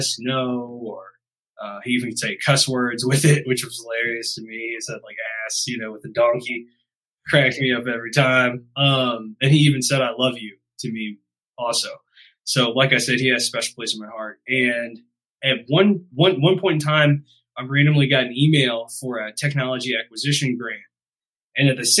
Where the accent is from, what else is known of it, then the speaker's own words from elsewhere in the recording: St. Louis, Missouri, United States; I'm hailing from St. Louis, Missouri.